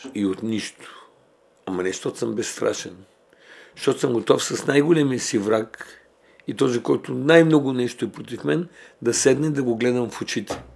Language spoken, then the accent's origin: Bulgarian; Bulgaria; ние сме българи